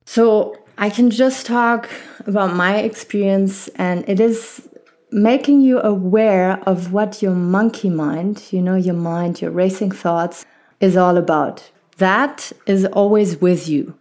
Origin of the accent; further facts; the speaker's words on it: Germany; accent: not harsh German; I was, uh, born and raised in Germany, and, uh, my family is French